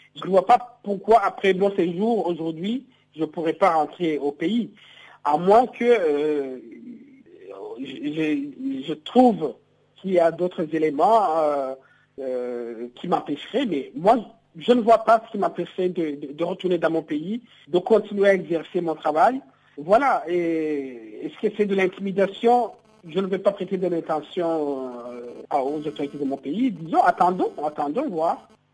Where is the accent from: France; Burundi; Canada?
Burundi